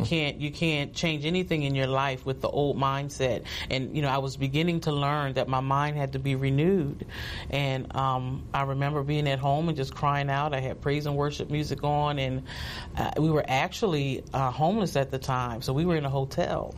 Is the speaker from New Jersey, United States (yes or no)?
yes; New Jersey, United States; also born or lived in High Point, North Carolina; I was born in High Point, North Carolina and um, shortly after that, my parents moved to New Jersey